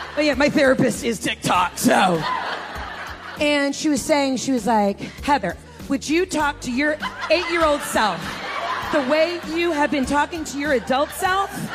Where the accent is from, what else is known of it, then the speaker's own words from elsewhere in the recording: the South, United States; moved away as an adult; also born or lived in Atlanta / New York / Los Angeles; I'm from the South, and I lean into